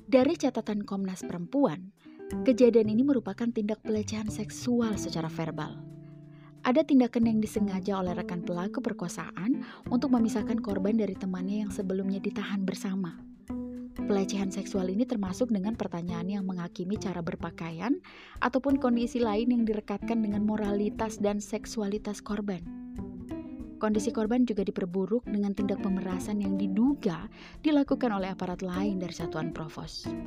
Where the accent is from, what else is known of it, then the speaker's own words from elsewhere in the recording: Central Sulawesi, Indonesia; Bagaimana dengan daerah saya, Sulawesi Tengah?